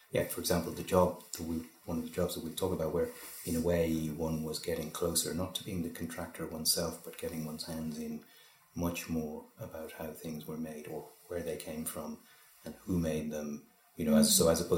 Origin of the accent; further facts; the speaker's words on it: Donegal, Ulster, Ireland; moved away; also born or lived in Dublin; I grew up in Donegal as well